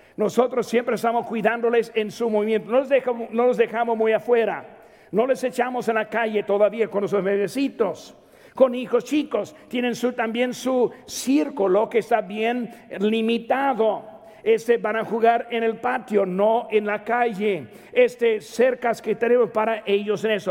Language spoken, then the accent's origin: Spanish; Mexico; soy mexicano